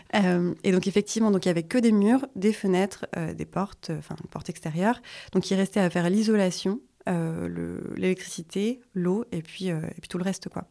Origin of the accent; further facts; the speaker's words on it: Vosges, Grand Est, France; now in Hossegor, France; je suis originaire des Vosges